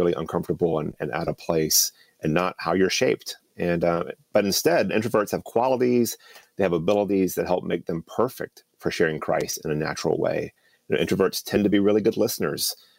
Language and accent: English; Fuquay-Varina, North Carolina, United States; I grew up outside of Raleigh, small little town called Fuqua Arena